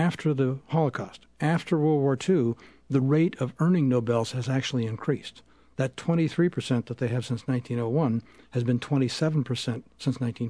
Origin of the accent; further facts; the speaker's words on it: Spokane, Washington, United States; When I was a kid in Spokane